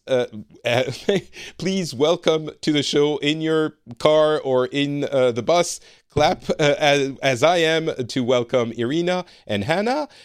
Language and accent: English; France; moved away as an adult; now in Finland; I am from France originally, but I currently live in Finland and have been for a few years.